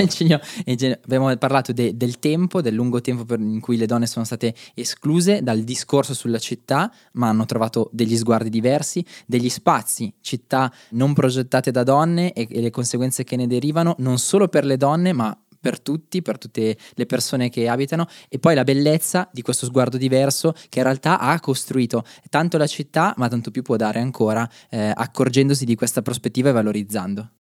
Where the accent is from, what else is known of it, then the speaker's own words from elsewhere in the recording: Magenta, Lombardy, Italy; also born or lived in Vienna; io sono di Magento dove abbiamo battuto gli ostrici